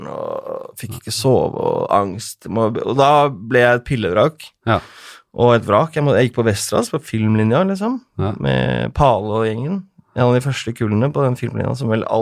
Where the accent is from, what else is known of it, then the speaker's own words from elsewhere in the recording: Oslo, Norway; det er der jeg er fra, vet du.